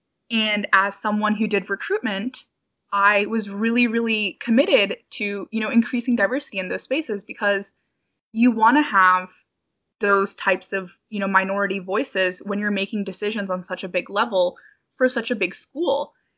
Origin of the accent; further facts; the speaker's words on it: India; I am Indian. I am super Indian.